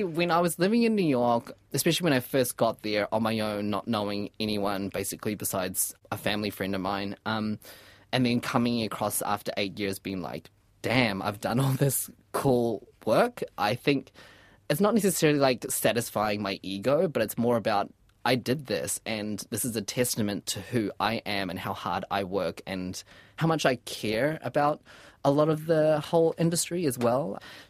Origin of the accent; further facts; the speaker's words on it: New Zealand; So that's what I can be proud of, especially as a Kiwi as well.